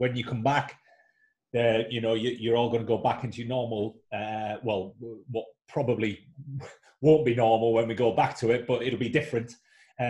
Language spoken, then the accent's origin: English; United Kingdom; moved away; also born or lived in Leeds / London; worked back up north in my hometown